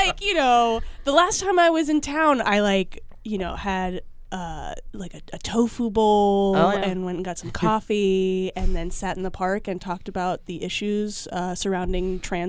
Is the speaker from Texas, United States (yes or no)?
no; Miami, Florida, United States; also born or lived in San Francisco / Berkeley; now in Los Angeles, United States; I'm from Miami, Florida originally.